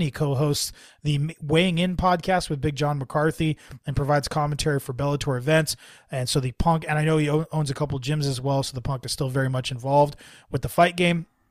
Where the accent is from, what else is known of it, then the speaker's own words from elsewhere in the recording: San Jose, California, United States; I'm from the South Bay. So, you know, San Jose